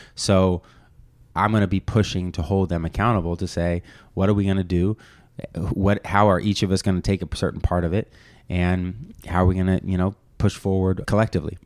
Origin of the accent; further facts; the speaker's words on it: Bay Area, California, United States; I was born and raised here in the Bay Area